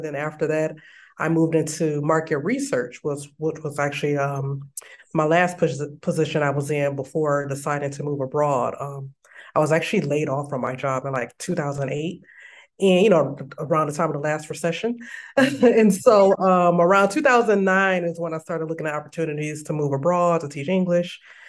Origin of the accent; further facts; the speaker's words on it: Detroit, Michigan, United States; moved away as an adult; also born or lived in Chicago, Illinois; I'm originally from Detroit, Michigan, and I graduated from the University of Michigan.